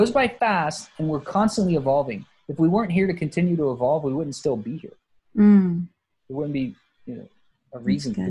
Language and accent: English; South Texas, United States; moved away; also born or lived in Portland; I grew up in South Texas